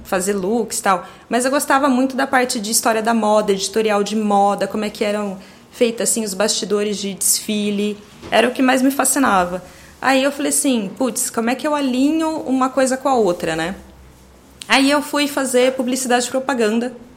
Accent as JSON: {"language": "Portuguese", "town": "Campinas", "region": "São Paulo", "country": "Brazil", "tie": "born or raised there", "said": "nasci em Campinas, uh, moro em Campinas até hoje"}